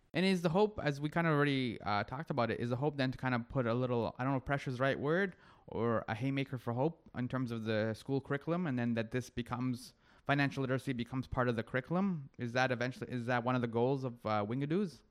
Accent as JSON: {"language": "English", "town": "Toronto", "region": "Ontario", "country": "Canada", "said": "I'm from Toronto"}